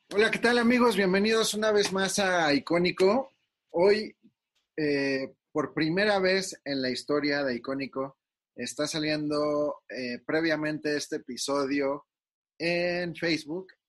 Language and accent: Spanish; Mexico; nosotros como mexicanos